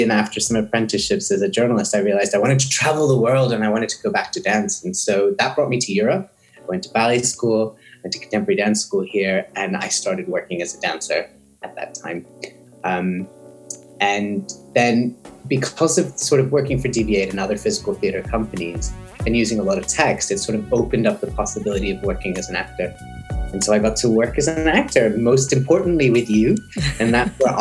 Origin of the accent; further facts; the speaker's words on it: Silicon Valley, California, United States; moved away; also born or lived in Sioux Falls, South Dakota; So I grew up in California. My parents worked for the computer industry, so I grew up in the Silicon Valley